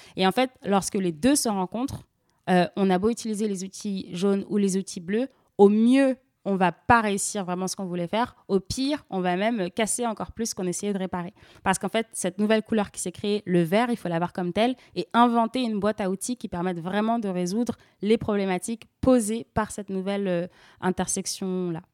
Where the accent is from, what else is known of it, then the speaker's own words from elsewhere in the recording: France; also born or lived in Senegal; je suis française et sénégalaise euh, et j'ai grandi dans une famille vraiment à la croisée de plusieurs cultures.